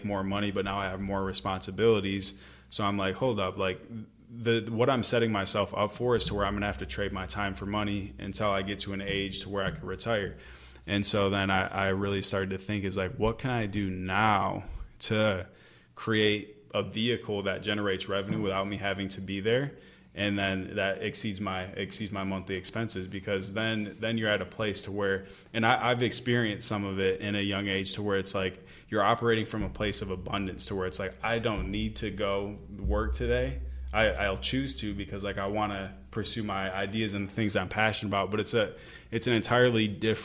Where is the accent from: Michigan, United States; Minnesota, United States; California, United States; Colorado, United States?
Michigan, United States; moved away as an adult; back in Michigan, I had all my hometown friends